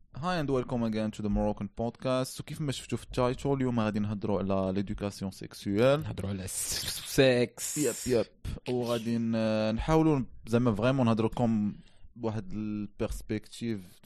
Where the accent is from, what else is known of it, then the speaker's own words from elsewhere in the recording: Morocco; عندنا في المغرب